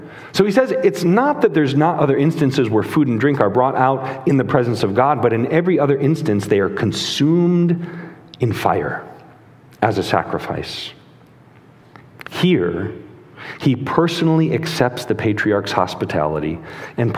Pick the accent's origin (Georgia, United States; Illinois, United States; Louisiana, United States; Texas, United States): Illinois, United States; Chicago; when I was a kid, I grew up in Chicago in the 90s